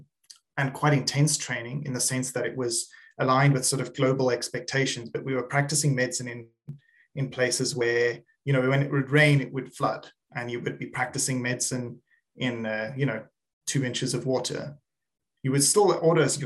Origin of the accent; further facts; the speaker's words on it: South Africa; I was born in South Africa